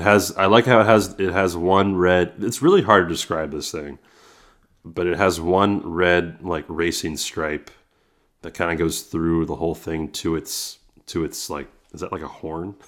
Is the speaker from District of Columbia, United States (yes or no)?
no; San Francisco Bay Area, California, United States; I'm from the Bay Area